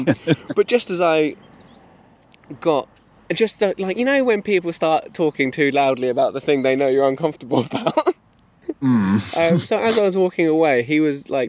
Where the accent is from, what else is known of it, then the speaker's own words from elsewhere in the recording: England, United Kingdom; I'm English